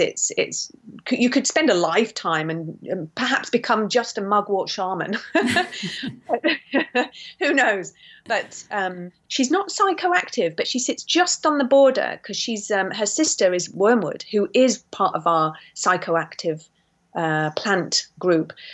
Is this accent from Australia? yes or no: no; St Ives, South West England, United Kingdom; also born or lived in Yorkshire; We're from St Ives in Cornwall, and um, my we moved down there because of my sick illness actually as a child